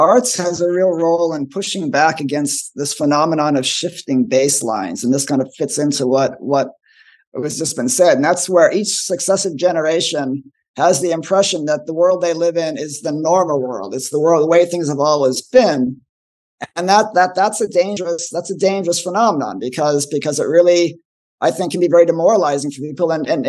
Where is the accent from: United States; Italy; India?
United States; California; I grew up in Southern California